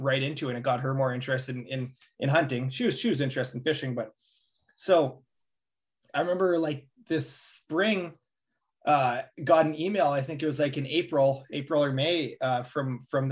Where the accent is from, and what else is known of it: Canada